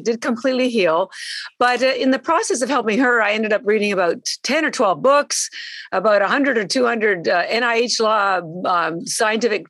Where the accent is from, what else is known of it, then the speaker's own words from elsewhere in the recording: Canada; moved away as an adult; now in Boston, United States; I'm actually Canadian. I've lived in Boston, though, for 33 years